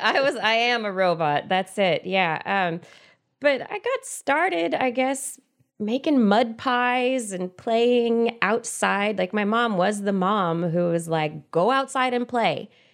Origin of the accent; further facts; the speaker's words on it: Central Valley of California, United States; I grew up in the Central Valley of California in a big old house in the middle of a bunch of fields